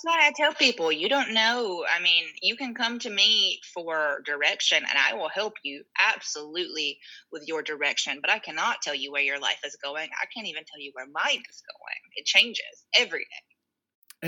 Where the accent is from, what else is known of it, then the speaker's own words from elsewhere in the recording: North Carolina, United States; also born or lived in New York; now in Durham, United States; I'm from a small town, North Carolina, a couple hours from here